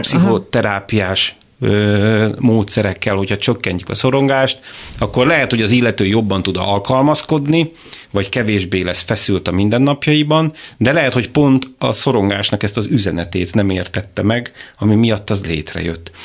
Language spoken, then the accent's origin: Hungarian; Békéscsaba, Békés, Hungary; a város, ahonnan származom, Békés Csaba